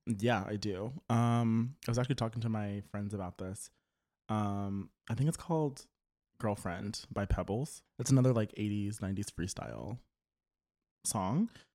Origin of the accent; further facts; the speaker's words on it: Louisiana, United States; I listened to the radio when I was um, growing up in Louisiana